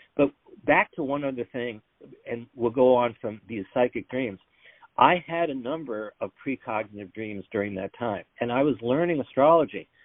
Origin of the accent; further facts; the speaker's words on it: New York, United States; I'm from New York